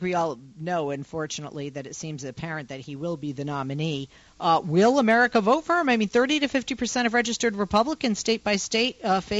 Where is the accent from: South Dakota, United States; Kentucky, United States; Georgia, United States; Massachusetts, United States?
Massachusetts, United States; Boston; now in California, United States; I'm a Boston girl.